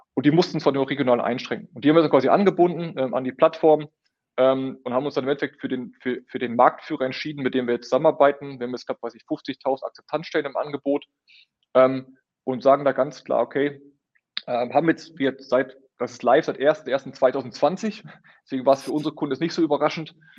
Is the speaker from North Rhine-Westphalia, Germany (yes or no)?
yes; Münster, North Rhine-Westphalia, Germany; Auch wir Münsteraner